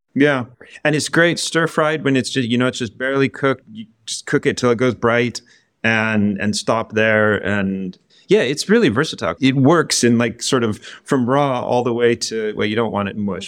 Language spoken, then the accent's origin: English; American Southwest, United States; moved away as an adult; now in United Kingdom; I'm from the American Southwest